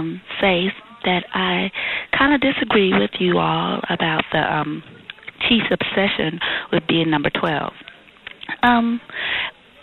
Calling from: Dallas, Texas, United States; I'm calling from Dallas, Texas

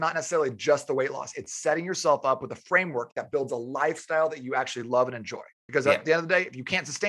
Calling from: Tempe, Arizona, United States; I'm calling you from Tempe, Arizona.

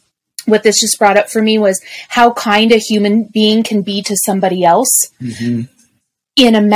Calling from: Columbia, South Carolina, United States; As of this recording, I am still in South Carolina, in the Columbia, South Carolina area.

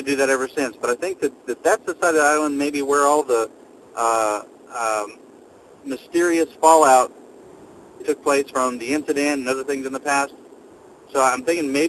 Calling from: Texas, United States; I'm calling from Texas.

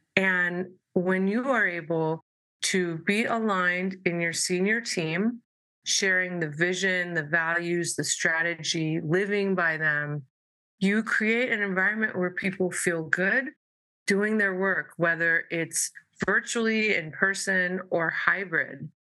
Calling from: San Diego, California, United States; And I am Zooming from San Diego, California.

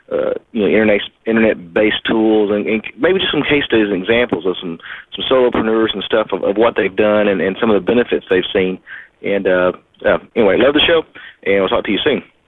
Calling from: Hot Springs, Arkansas, United States; I'm calling in from Hot Springs, Arkansas

